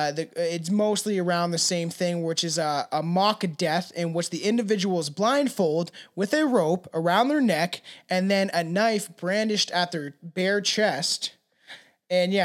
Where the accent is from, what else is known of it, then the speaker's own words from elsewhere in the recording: Canada; I also have a terrible accent because I'm Canadian